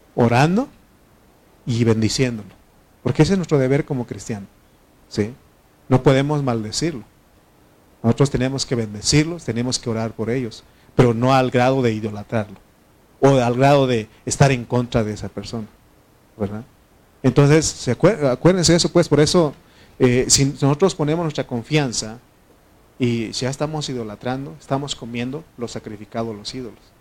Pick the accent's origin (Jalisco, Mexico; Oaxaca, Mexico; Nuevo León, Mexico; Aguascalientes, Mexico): Oaxaca, Mexico; donde, donde yo soy, en Oaxaca